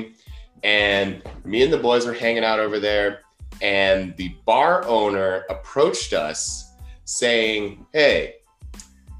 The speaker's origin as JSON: {"language": "English", "town": "Columbus", "region": "Ohio", "country": "United States", "tie": "born or raised there", "also_born_or_lived": "Southern California / Santa Barbara, California", "moved": "as an adult", "said": "I grew up in Columbus, Ohio, moved to Southern California in 2012"}